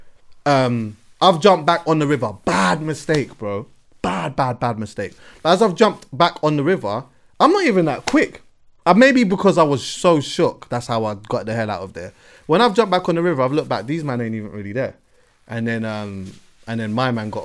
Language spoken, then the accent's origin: English; London, United Kingdom; I'm from West